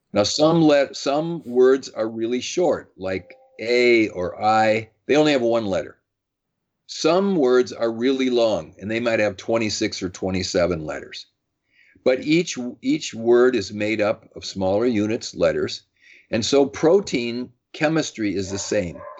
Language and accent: English; Madison, Wisconsin, United States; I grew up in Madison, Wisconsin